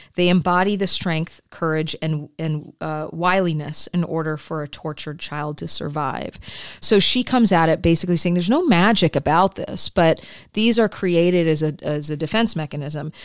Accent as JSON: {"language": "English", "region": "Midwest", "country": "United States", "tie": "born or raised there", "said": "I grew up in the Midwest and the falls and the apple orchards."}